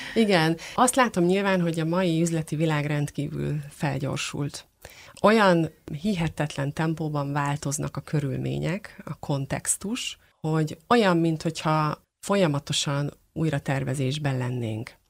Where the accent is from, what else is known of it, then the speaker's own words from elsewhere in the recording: Hungary; magyarok vagyunk, mi egy picit távolságtartók